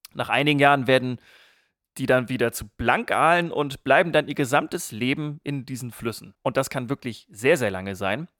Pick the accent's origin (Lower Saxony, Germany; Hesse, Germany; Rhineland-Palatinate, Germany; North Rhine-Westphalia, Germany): Lower Saxony, Germany; East Frisia; gebürtiger Ostfriese